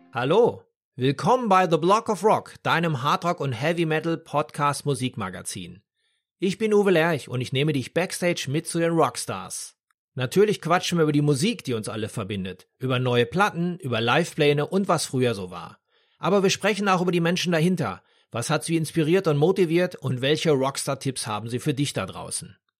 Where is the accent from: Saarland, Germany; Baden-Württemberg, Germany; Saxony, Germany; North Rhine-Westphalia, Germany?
North Rhine-Westphalia, Germany; Dortmund; in meiner Heimatstadt Dortmund